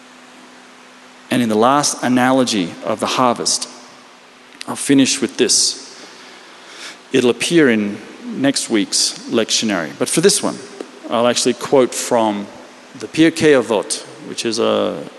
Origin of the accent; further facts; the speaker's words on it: Australia; now in Israel; I come from Australia, which means we actually still have a king or queen.